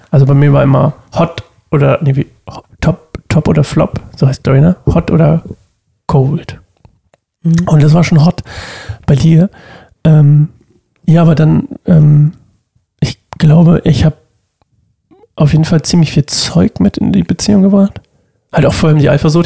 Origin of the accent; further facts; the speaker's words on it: Oldenstadt, Germany; in Oldenstadt gegangen, wo ich herkomme